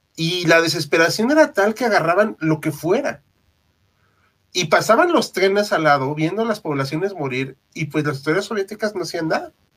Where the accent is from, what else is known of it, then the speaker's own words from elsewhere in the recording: Mexico; como mexicano